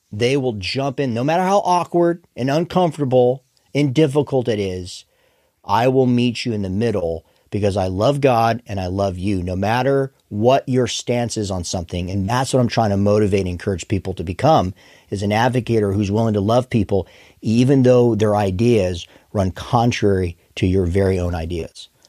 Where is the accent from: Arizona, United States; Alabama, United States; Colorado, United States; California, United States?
Arizona, United States; I hail from Arizona originally